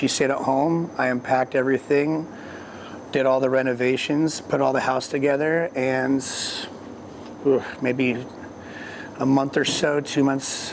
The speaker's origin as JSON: {"language": "English", "town": "Orange", "region": "California", "country": "United States", "tie": "born or raised there", "also_born_or_lived": "Colorado", "moved": "as an adult", "lives_now": "Oregon, United States", "said": "I was born in Orange, California, so Southern California, the old town of Orange County"}